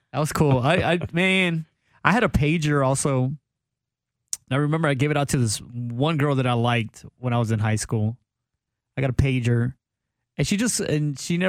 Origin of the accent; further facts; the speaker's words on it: Del Rio, Texas, United States; I grew up in Del Rio